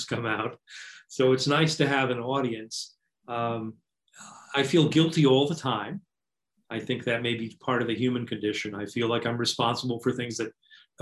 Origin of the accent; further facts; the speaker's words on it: United States; now in New York City, United States; I grew up in the hinterlands